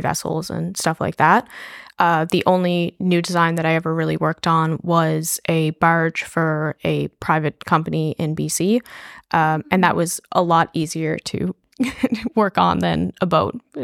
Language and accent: English; St. John's, Newfoundland and Labrador, Canada; I grew up in Saint John's